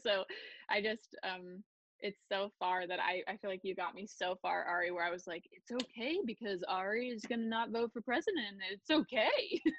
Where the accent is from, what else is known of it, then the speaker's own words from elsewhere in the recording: Pennsylvania, United States; now in Silicon Valley, United States; I'm from Pennsylvania.